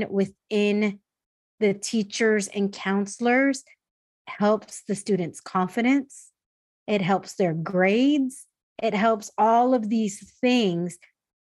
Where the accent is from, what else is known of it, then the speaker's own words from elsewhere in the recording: San Diego, California, United States; I grew up second gen in San Diego, in a suburb of San Diego